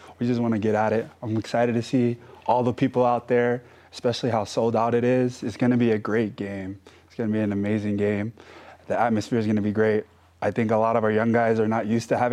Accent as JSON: {"language": "English", "town": "Compton", "region": "California", "country": "United States", "tie": "born or raised there", "moved": "as an adult", "lives_now": "Utah, United States", "said": "I grew up in Compton, California on the South Side."}